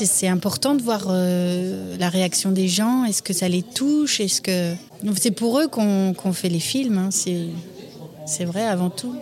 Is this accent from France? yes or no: no; Namur, Wallonia, Belgium; Je suis née à Namur et j'ai grandi à Namur